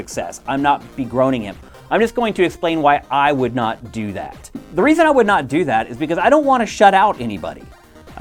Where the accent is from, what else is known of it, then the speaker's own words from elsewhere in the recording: East Coast, United States; also born or lived in Carlisle, Pennsylvania; now in California, United States; I grew up on the East Coast, and that's where I went to punk and hardcore shows